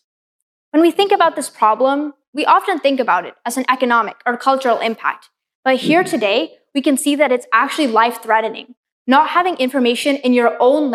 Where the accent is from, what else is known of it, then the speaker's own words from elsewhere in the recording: Pacific Northwest, United States; Growing up in the Pacific Northwest, places around me, even the name Seattle, come from Native American languages